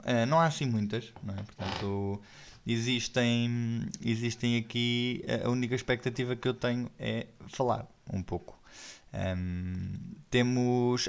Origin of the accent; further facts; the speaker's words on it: Odivelas, Lisbon, Portugal; eu sou nascido e criado em Odivelas